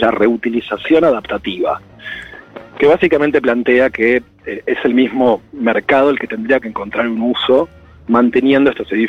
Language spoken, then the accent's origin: Spanish; Buenos Aires, Argentina; que, para un porteño, yo soy porteño nacido y criado.